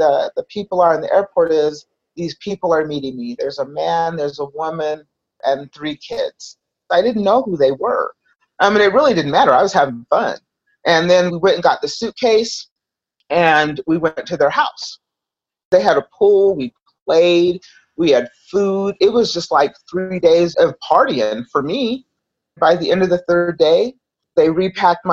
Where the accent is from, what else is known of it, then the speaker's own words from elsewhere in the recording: Salt Lake City, Utah, United States; I grew up in Salt Lake City, Utah